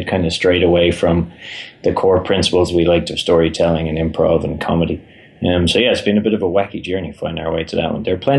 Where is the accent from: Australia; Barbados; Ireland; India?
Ireland; You're now in charge, but I am from Ireland, and that tends to dominate a bit as well.